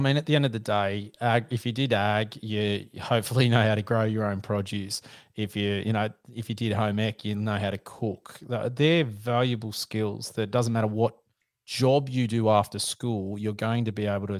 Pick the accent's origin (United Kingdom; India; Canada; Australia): Australia; Sydney, New South Wales; Mate, I'm in a fantastic spot for hunting, and by that I'm being super sarcastic. I'm in Sydney. So I've always grown up here, so it's a bit of an issue in the connections to be able to hunt